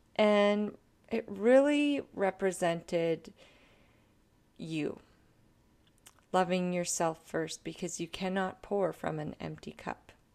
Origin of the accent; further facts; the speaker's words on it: Canada; I am a Canadian artist